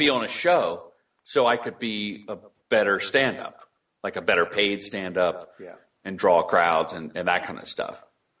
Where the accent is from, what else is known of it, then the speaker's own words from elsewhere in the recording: Ohio, United States; also born or lived in Virginia; I grew up in Ohio and then Virginia, where in Virginia I was introduced to Red Fox albums.